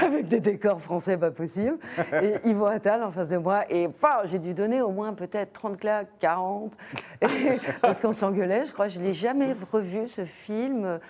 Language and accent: French; France; on est français